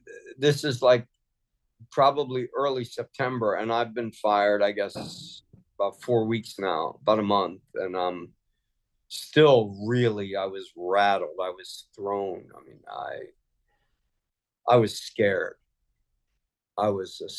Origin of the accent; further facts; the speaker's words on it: Philadelphia, Pennsylvania, United States; I'm a big Eagles fan because I grew up in Philly.